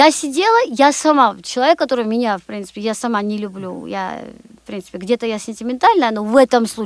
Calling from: Moscow, Russia; Да, я звоню из Москвы

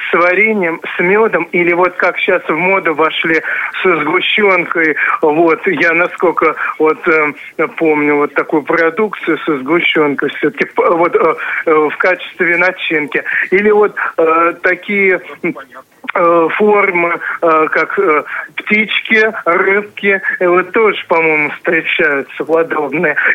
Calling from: Moscow Oblast, Russia; Я из Подмосковья.

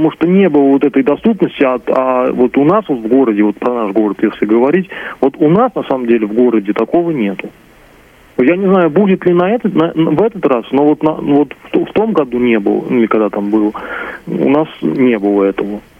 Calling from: Elektrostal, Moscow Oblast, Russia; вот я из Электростали города Московской области

